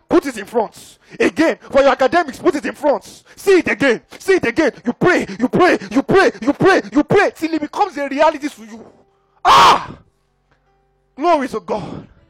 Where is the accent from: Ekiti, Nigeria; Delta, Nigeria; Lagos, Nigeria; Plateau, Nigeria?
Ekiti, Nigeria; I'm from Ekiti.